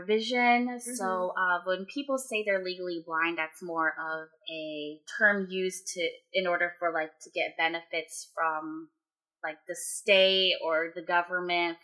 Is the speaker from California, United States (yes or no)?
yes; Fremont, California, United States; also born or lived in Sacramento, California; I grew up here in Fremont, California with Vicky.